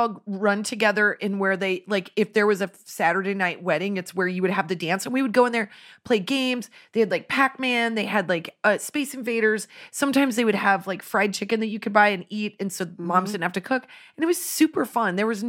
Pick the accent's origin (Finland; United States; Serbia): Finland; You know, I'm from Finland. I'm celebrating this day.